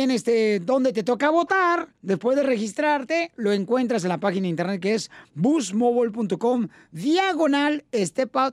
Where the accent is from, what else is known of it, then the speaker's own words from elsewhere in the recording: Jalisco, Mexico; now in Oklahoma, United States; De Acatí, Jalisco, carnal.